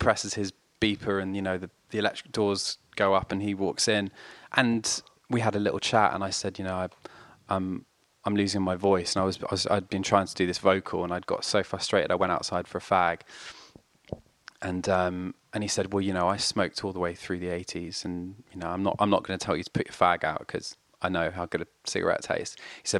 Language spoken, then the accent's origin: English; France; And so my sister and I grew up in France, in rural France, with my mum. My dad carried on living in London.